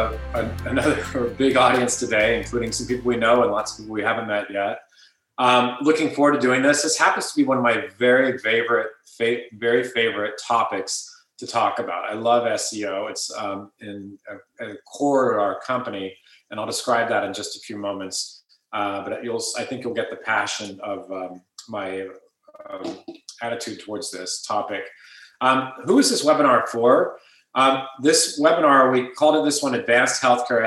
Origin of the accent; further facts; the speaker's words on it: Ohio, United States; moved away as an adult; now in California, United States; I grew up in Ohio and moved over to California afterwards